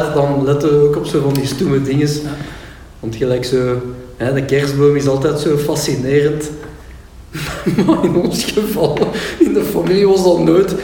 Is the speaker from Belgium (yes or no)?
yes; Pepingen, Flanders, Belgium; bij ons in Pepingen